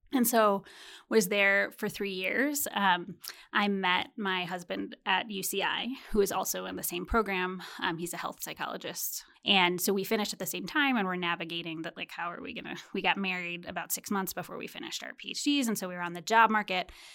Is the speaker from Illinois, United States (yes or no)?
yes; Chicago, Illinois, United States; I grew up in Chicago